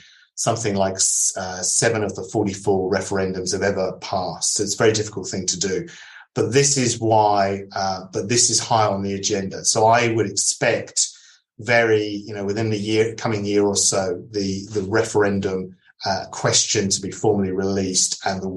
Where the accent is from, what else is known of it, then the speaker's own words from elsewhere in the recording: United Kingdom; also born or lived in Adelaide, Australia; now in Australia; as a British citizen living in Australia